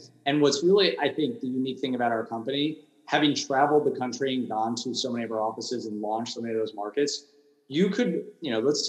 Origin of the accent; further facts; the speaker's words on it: Huntington, New York, United States; Huntington, which is my hometown.